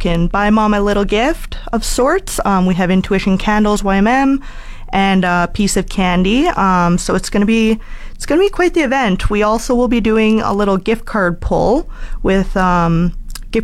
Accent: Edmonton, Alberta, Canada; moved away as an adult; now in Fort McMurray, Canada; I'm from Edmonton, born and raised originally

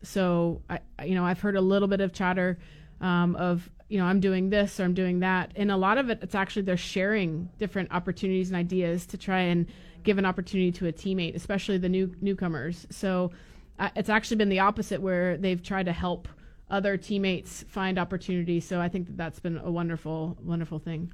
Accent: Florida, United States; I'm from Florida

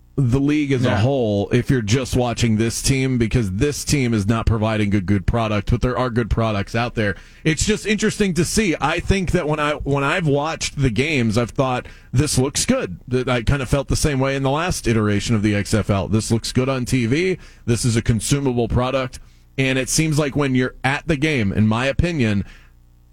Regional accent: South Florida, United States; growing up in South Florida and then coming here

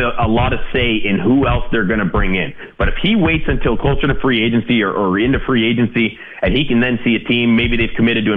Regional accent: Canada; as a Canadian

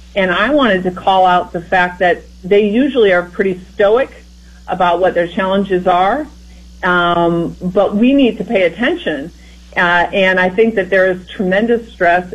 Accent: Iowa, United States; as someone who grew up in Iowa myself, you know, I'm from the Midwest and from the heartland

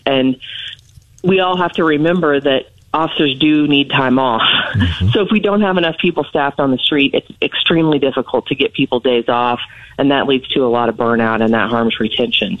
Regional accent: St. Joseph, Missouri, United States; moved away as an adult; now in Columbia, United States; I'm originally from St. Joseph, Missouri. I grew up there, and I moved to Columbia in 1995 to attend school.

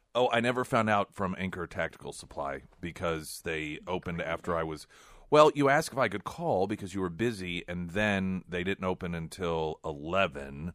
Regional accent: the Ozarks, United States; growing up in the Ozarks

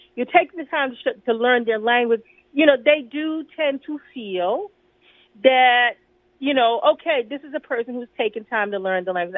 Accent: New York City, New York, United States; now in Washington, D.C., United States; I'm from New York City, where we have Puerto Ricanos, Dominicanos

